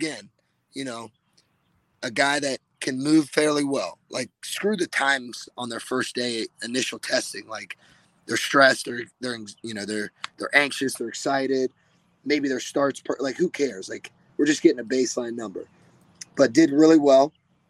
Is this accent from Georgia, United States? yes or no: no; Olentangy, Ohio, United States; moved away; he's from my hometown.